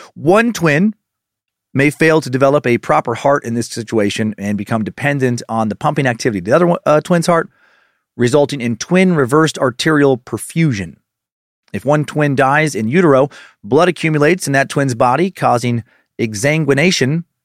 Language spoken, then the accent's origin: English; Idaho, United States; where I spent most of my childhood in Idaho